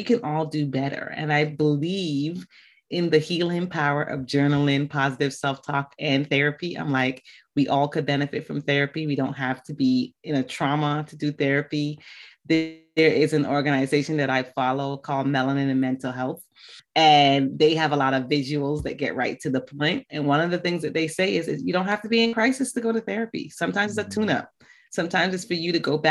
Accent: Barbados; moved away; also born or lived in West Africa; Bajan is B-A-J-A-N, and that is just a slang term for Barbadian because I was born in Barbados.

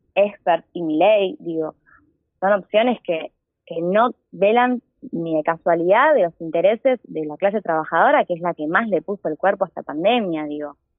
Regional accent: Quilmes, Buenos Aires Province, Argentina; Nací acá, viví siempre acá, estudié acá, de hecho estudio en la Universidad Nacional de Quilmes, así que soy quilmeña de pura cepa

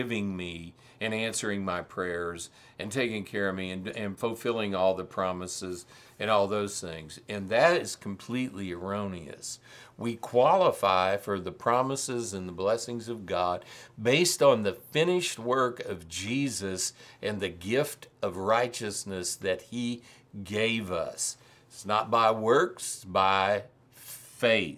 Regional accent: Missouri, United States; I'm from Missouri. We live in the show me state.

